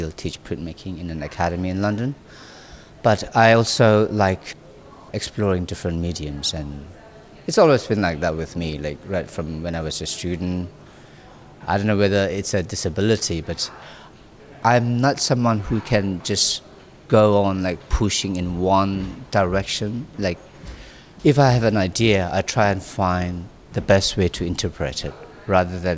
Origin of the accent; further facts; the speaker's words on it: Nagaland, India; my parents, they decided to go to the most remote region of this remote little province. And that's where I was born. And so I was brought up in a very natural way